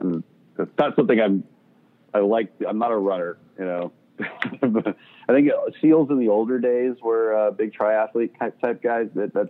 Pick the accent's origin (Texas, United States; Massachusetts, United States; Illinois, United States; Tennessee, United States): Texas, United States; Katy; also born or lived in South America; I grew up in Katy, just west of Houston. My dad was in the energy industry.